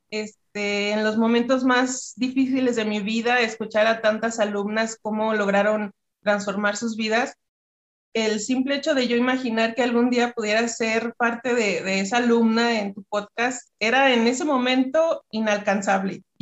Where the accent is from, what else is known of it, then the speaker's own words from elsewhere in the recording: Durango, Mexico; yo vivo, soy de México, en Durango, Durango.